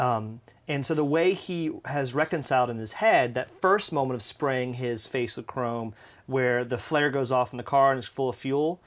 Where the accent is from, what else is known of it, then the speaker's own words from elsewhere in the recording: United States; as an American